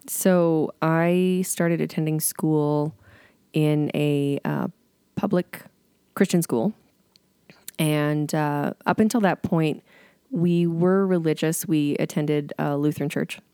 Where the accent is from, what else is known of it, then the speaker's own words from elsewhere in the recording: Bowness, Alberta, Canada; I grew up in Boness